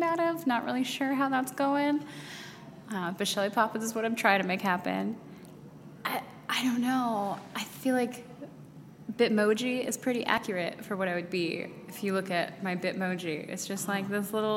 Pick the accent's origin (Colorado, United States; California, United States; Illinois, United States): Colorado, United States; moved away as an adult; now in Washington, D.C., United States; I grew up out in Colorado